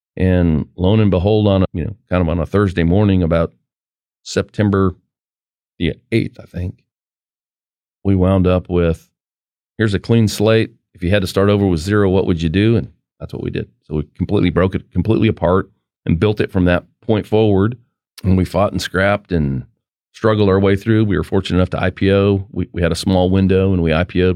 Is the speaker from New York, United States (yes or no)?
no; Farmington, New Mexico, United States; moved away; I grew up in northwest New Mexico in an oil field town, Farmington, New Mexico, the San Juan Basin